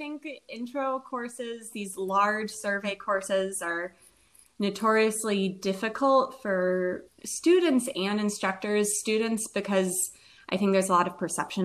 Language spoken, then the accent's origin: English; Nashville, Tennessee, United States; moved away as an adult; also born or lived in Indiana; now in Louisville, United States; So I grew up in Nashville, Tennessee. I was raised there.